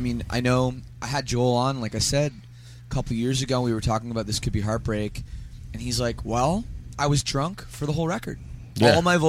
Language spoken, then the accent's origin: English; Canada; I'm not Australian. I'm Canadian, and I've spent a lot of time in Australia.